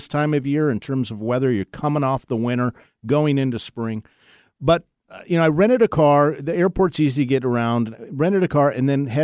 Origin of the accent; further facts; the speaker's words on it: Seattle, Washington, United States; I was born and raised in the Seattle area